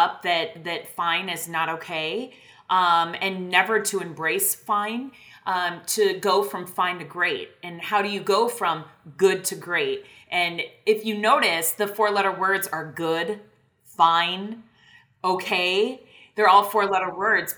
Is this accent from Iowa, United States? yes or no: yes; Iowa, United States; moved away as an adult; now in Texas, United States; I grew up in Iowa, out in the middle of a cornfield.